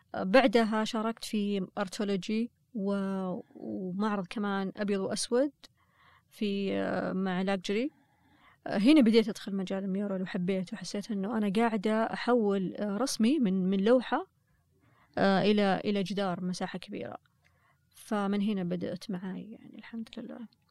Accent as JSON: {"language": "Arabic", "country": "Saudi Arabia", "said": "أنا كسعودية"}